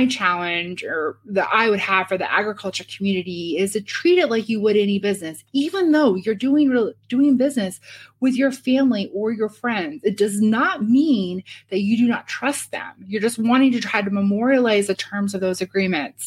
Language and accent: English; Shelbyville, Illinois, United States; also born or lived in New York, United States; now in Champaign, United States; in Shelbyville, my hometown